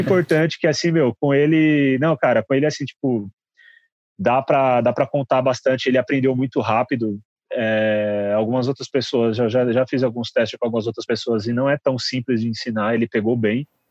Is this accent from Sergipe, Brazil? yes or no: no; Guarulhos, São Paulo, Brazil; moved away as an adult; now in São Paulo, Brazil; eu sou de Guarulhos.